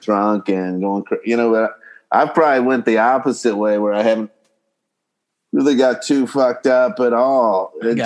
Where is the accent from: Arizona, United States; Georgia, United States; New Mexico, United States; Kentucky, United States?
Kentucky, United States; now in Los Angeles, United States; I'm from uh, Kentucky originally